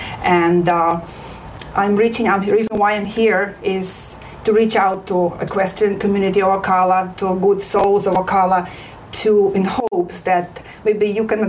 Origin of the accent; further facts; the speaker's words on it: Ukraine; English is a second language; moved away as an adult; now in South Florida, United States; I traveled last summer back to Ukraine. I was born and raised in picturesque mountain village, town Berkovina, which means highlands. And it has very unique population, people called Hutsu.